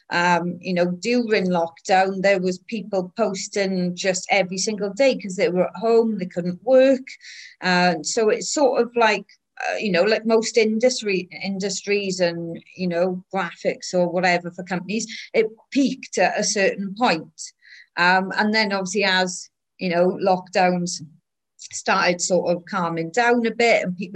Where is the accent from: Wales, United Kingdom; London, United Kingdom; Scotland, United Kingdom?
Wales, United Kingdom; well, I'm Welsh, but I'm also English and Irish